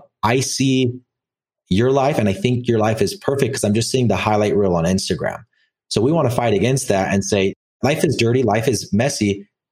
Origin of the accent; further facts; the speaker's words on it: Orem, Utah, United States; I grew up in Orem, Utah